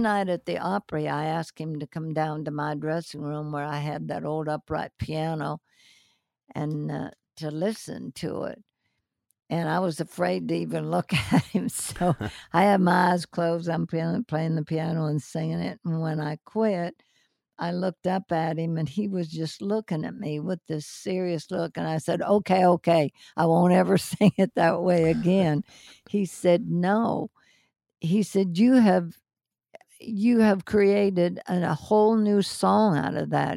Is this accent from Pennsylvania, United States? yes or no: yes; Pennsylvania, United States; moved away; also born or lived in Los Angeles; when I was still growing up in Pennsylvania